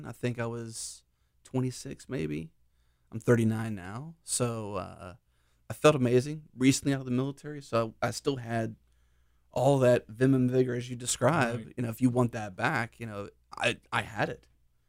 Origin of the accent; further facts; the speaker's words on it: Pittsburgh, Pennsylvania, United States; now in Houston, United States; Pittsburgh area.